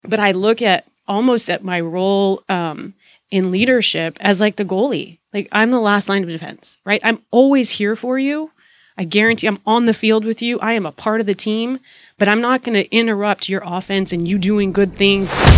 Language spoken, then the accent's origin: English; Deep South Texas, United States; also born or lived in Boston; I am a born and raised Texan. Um, I grew up in Deep South Texas